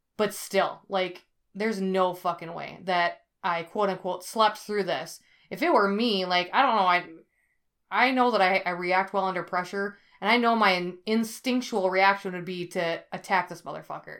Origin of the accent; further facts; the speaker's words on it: Ellsworth, Wisconsin, United States; my hometown of Ellsworth, Wisconsin